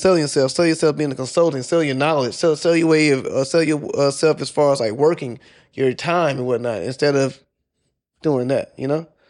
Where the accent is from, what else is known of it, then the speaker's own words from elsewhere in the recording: South Carolina, United States; moved away as an adult; also born or lived in Georgia / Washington, D.C.; I'm originally from South Carolina, and this is after I got the military. So, I joined the military. I was living in Georgia. I moved to D C